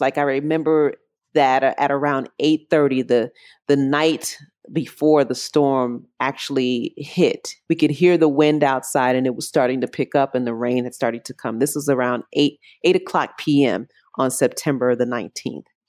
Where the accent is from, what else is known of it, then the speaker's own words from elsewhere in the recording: Chicago, Illinois, United States; moved away as an adult; now in Puerto Rico; I'm originally from Chicago, born and raised Southside, and love Chicago to this day